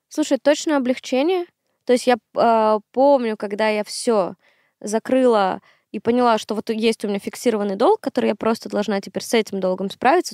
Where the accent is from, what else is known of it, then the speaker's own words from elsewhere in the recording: Syktyvkar, Komi Republic, Russia; moved away as an adult; now in Moscow, Russia; Сыктывкар — мой родной город, в котором я прожила 22 года